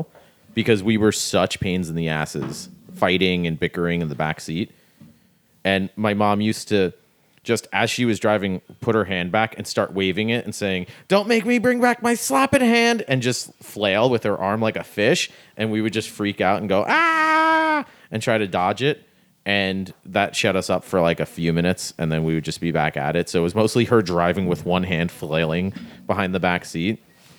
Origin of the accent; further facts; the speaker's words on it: Florida, United States; also born or lived in New York; we grew up in Florida in the 90s and there was three kids